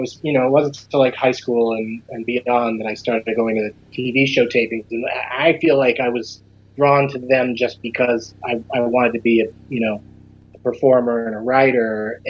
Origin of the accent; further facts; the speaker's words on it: San Diego, California, United States; I grew up in San Diego.